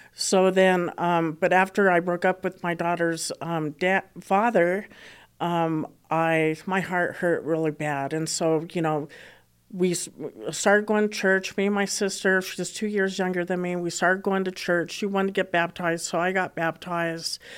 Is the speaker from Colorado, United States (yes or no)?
yes; Boulder, Colorado, United States; I did, uh, grow up in Colora-, here in Colorado, and I grew up in Boulder, Colorado